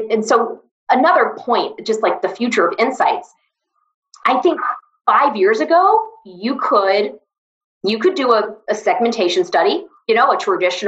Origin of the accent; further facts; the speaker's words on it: Atlanta, Georgia, United States; a girl who grew up, born and raised in Atlanta